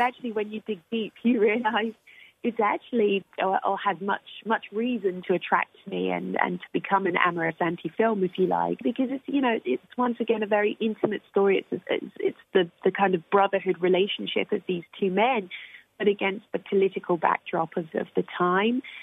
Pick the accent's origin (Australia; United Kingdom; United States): United Kingdom; I'm British